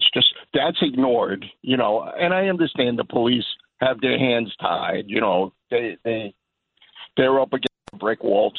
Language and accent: English; Yonkers, New York, United States; I grew up there